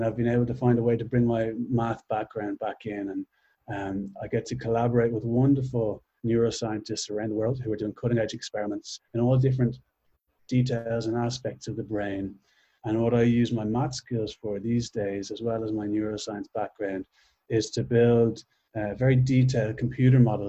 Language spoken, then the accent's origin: English; Dublin, Leinster, Ireland; moved away as an adult; now in New York, United States; I'm from Dublin, Ireland